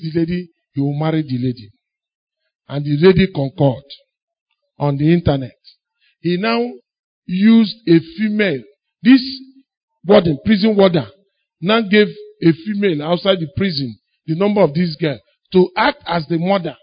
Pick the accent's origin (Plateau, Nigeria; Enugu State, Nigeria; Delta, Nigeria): Enugu State, Nigeria; Enugu; I grew up in Enugu.